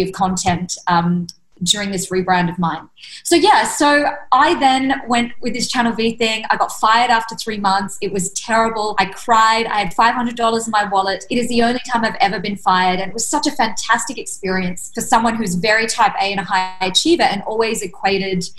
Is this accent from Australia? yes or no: yes; Australia; moved away as an adult; I was obviously raised in Australia